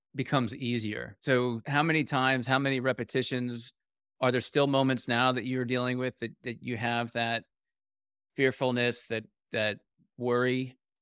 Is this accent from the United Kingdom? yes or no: yes; United Kingdom; I'm British